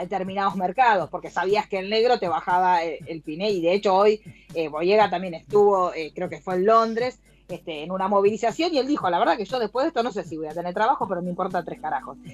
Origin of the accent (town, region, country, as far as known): Argentina